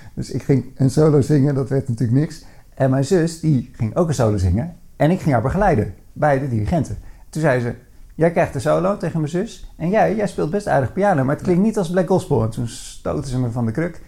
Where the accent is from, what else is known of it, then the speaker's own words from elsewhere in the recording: Bleiswijk, South Holland, Netherlands; also born or lived in Katwijk; now in Veenendaal, Netherlands; Eh, al eh, na vier jaar verhuisden we naar, naar Blijswijk